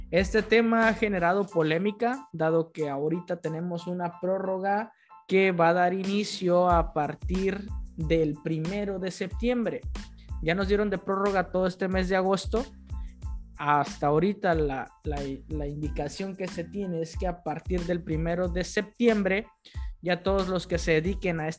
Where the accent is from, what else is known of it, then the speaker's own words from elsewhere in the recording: Mexico; Desde abril con tres meses como buenos mexicanos hasta el final